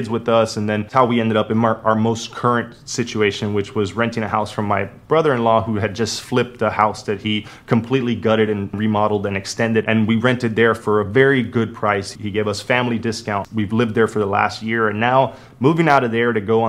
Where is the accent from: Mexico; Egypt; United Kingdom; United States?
United States; Miami, Florida; moved away; also born or lived in Las Vegas, Nevada; where I grew up in Miami